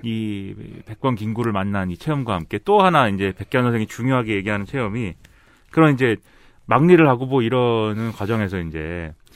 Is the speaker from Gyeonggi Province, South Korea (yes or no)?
yes; Suwon, Gyeonggi Province, South Korea; now in Seoul, South Korea; 저 수원 출신인데 서울에 살잖아요.